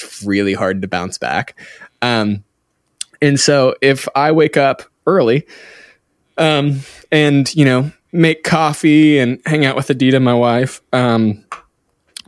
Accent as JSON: {"language": "English", "town": "Cincinnati", "region": "Ohio", "country": "United States", "tie": "born or raised there", "moved": "as an adult", "lives_now": "Redding, United States", "said": "I grew up in the Midwest of Cincinnati, Ohio. Until I was about 19, moved to Northern California"}